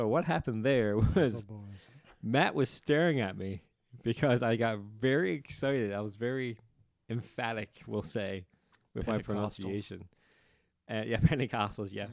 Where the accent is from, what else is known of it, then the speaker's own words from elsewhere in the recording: the Bay, Newfoundland and Labrador, Canada; I'm from the Bay, and that's the difference between the Bay and the Shore